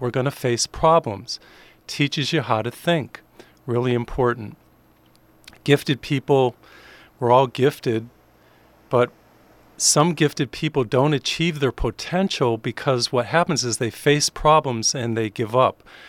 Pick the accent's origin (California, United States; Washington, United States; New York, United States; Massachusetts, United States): Massachusetts, United States; Springfield; I grew up in Springfield, Massachusetts